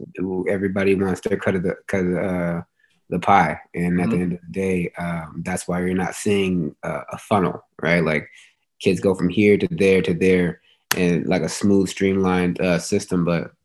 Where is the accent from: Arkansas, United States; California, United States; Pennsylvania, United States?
California, United States; Chino Hills; Went to Ayala High School. Lived there pretty much my whole life.